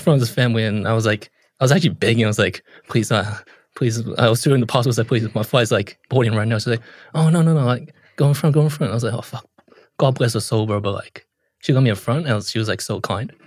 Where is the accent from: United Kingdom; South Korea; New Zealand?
New Zealand; I'm from New Zealand